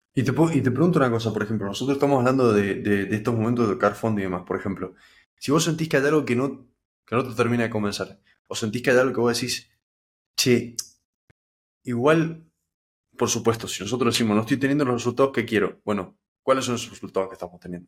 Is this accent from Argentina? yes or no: yes; Mendoza, Argentina; yo no tengo parientes acá, yo soy de Mendoza